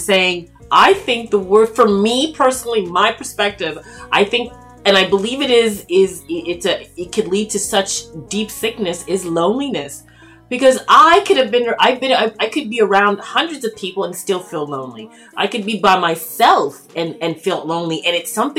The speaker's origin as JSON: {"language": "English", "town": "Toronto", "region": "Ontario", "country": "Canada", "tie": "born or raised there", "said": "I grew up in, born and raised in Toronto, Canada"}